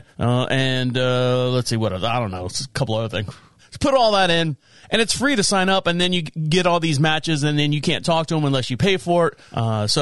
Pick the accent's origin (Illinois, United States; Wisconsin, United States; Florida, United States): Florida, United States; Orlando; I was born and raised in Orlando, Florida.